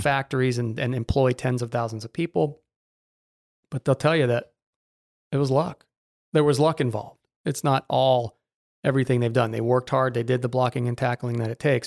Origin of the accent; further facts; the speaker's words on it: Naples, Florida, United States; also born or lived in Jacksonville; growing up here